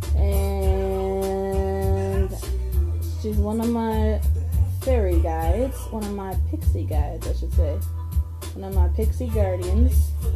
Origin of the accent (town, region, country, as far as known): United States